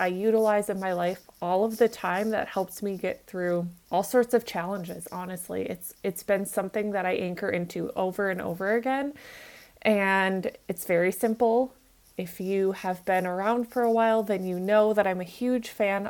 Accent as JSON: {"language": "English", "region": "Minnesota", "country": "United States", "tie": "born or raised there", "said": "I grew up in Minnesota"}